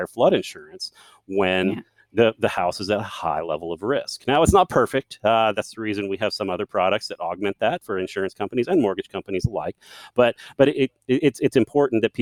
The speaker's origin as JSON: {"language": "English", "region": "Central Texas", "country": "United States", "said": "I'm from Central Texas"}